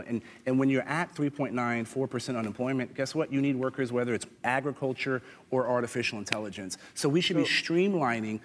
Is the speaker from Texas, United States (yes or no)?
yes; San Antonio, Texas, United States; I'm from San Antonio